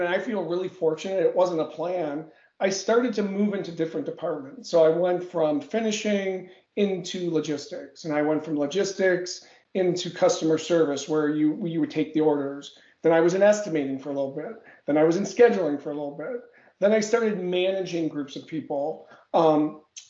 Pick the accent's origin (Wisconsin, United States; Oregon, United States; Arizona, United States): Wisconsin, United States; Milwaukee; Born and bred in Wisconsin, Milwaukee to be specific.